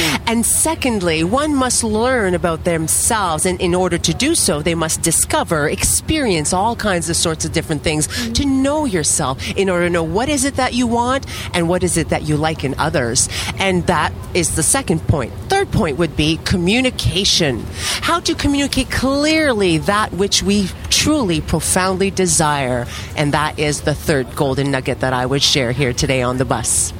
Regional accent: Quebec, Canada; I'm from Quebec. Canada.

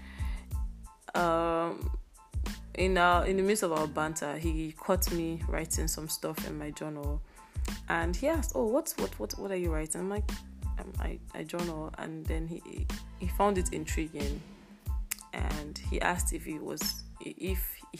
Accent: Nigeria; As a Nigerian

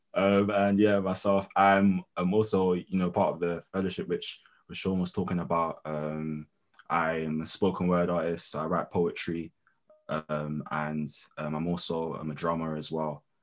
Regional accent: London, United Kingdom; I'm London born and raised, but I'm also Nigerian

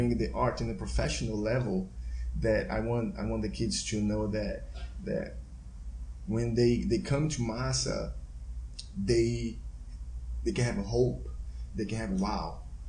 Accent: Salvador, Bahia, Brazil; English is a second language; now in Houston, United States; growing up in Brazil

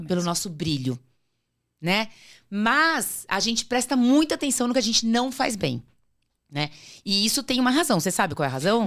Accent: Natal, Rio Grande do Norte, Brazil; also born or lived in Sertãozinho, São Paulo, Brazil; em 78 a gente foi morar em Natal

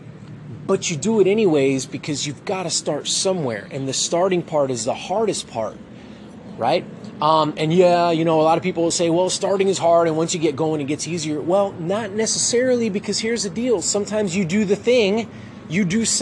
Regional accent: Miami, Florida, United States; now in Texas, United States; I'm originally from Miami

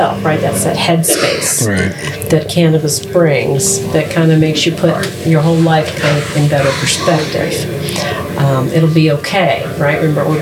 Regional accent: Baltimore, Maryland, United States; moved away as an adult; now in Virginia, United States; I actually grew up in Maryland, but then I came down to ODU, and then I hadn't left.

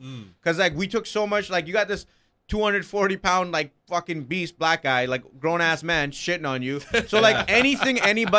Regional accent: Coquitlam, British Columbia, Canada

